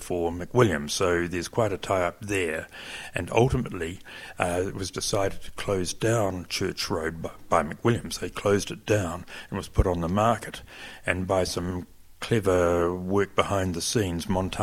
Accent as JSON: {"language": "English", "country": "New Zealand", "said": "I was a Kiwi"}